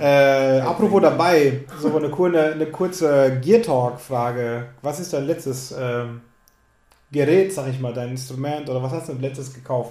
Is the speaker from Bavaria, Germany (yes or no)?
yes; Lower Franconia, Bavaria, Germany; accent: rolling R; ich komme aus Unterfranken äh, habe ein rollendes R